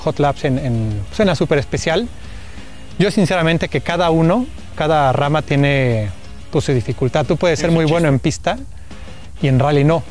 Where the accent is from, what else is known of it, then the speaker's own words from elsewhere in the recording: Mexico; yo soy el representante de México